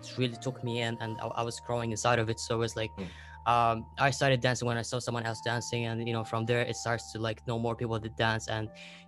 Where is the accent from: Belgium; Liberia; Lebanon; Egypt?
Lebanon; I'm from Lebanon